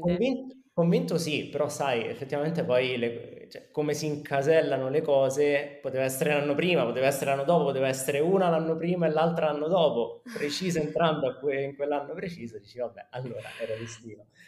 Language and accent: Italian; Rome, Lazio, Italy; moved away as an adult; also born or lived in Milan; sono romano